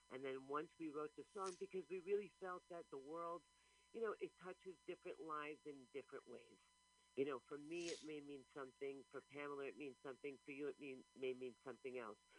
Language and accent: English; New York City, New York, United States; I was born in Brooklyn.